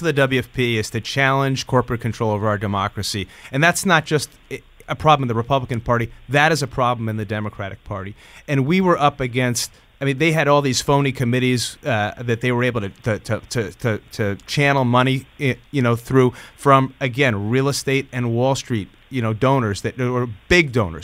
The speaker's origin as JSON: {"language": "English", "area": "Hudson Valley", "region": "New York", "country": "United States", "said": "I'm from the Hudson Valley"}